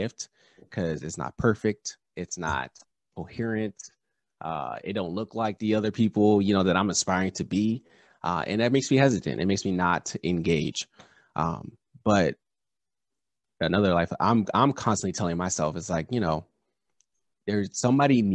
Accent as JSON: {"language": "English", "region": "Southern California", "country": "United States", "tie": "born or raised there", "said": "I grew up in Southern California."}